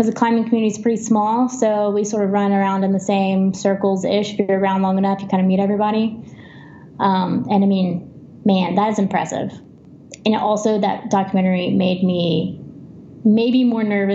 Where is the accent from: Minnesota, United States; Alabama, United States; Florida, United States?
Alabama, United States; moved away as an adult; also born or lived in Tennessee; I grew up in Alabama, but I moved to Tennessee to really be in the heart of rock climbing in the South